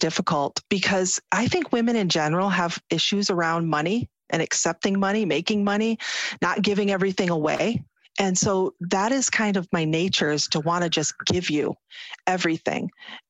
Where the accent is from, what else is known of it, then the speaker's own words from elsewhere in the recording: United States; You can see how I'm dressed. I'm an American Muslim. I wear a headscarf.